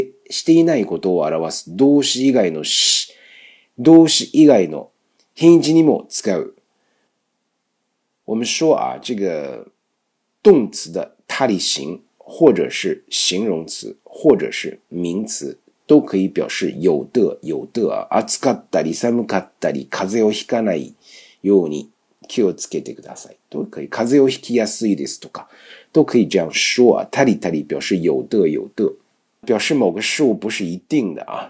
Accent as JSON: {"language": "Chinese", "region": "Beijing", "country": "China", "accent": "Beijing", "said": "日本都有自己的小院子啊，老百姓住的还是很这种，我们北京话叫四的，非常干净啊"}